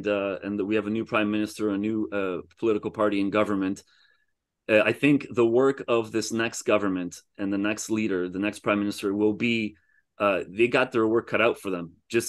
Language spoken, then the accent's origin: English; Canada; I'm from Canada.